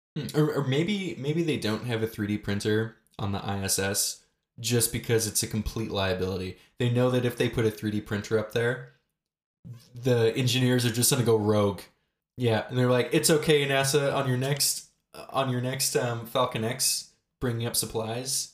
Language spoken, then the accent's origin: English; Canada; We're, we're both Canadian